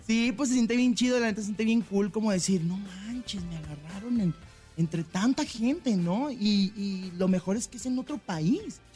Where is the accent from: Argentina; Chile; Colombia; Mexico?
Mexico; Tijuana, Baja California; yo regreso a mi ciudad, yo soy de Tijuana, Baja California, arriba